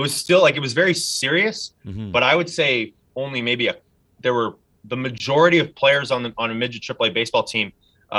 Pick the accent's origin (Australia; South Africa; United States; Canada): Canada; St. Albert, Alberta; born and raised in St. Albert, played my whole life in St. Albert